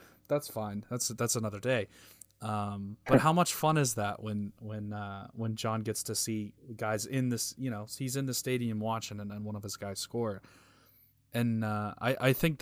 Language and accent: English; United States; I'm obviously American